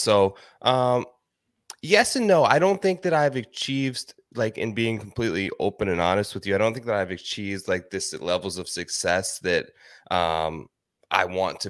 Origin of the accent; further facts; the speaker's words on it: Ohio, United States; Yeah, sure. So I'm originally from Ohio, actually.